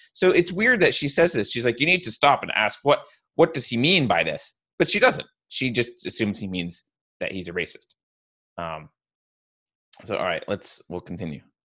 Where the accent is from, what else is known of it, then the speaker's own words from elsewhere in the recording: New York, United States; now in California, United States; I'm from New York, but I've been in California for twenty years